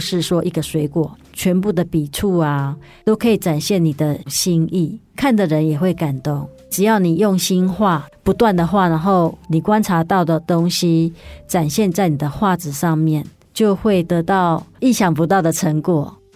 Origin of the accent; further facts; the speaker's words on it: Yilan County, Taiwan; moved away; 我回宜兰的时候呢，因为我是宜兰人嘛，然后有时候会回去看爸， 爸爸妈妈